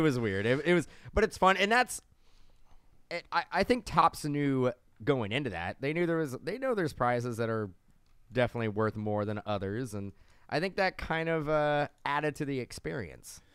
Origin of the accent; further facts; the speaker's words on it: California, United States; we're from California.